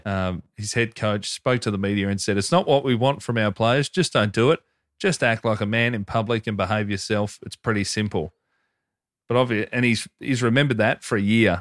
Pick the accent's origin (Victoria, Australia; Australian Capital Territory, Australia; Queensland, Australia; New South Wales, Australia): Victoria, Australia; Hoppers Crossing; Growing up in Hoppers Crossing